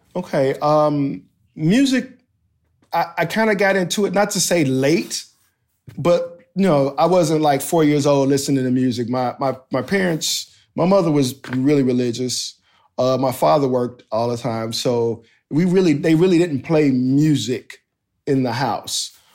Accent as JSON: {"language": "English", "country": "United States", "said": "I'm this American D J"}